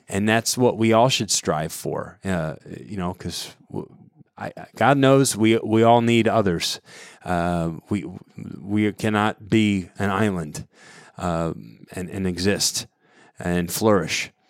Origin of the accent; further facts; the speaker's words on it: Southwest Connecticut, United States; I grew up in Connecticut, Southwest Connecticut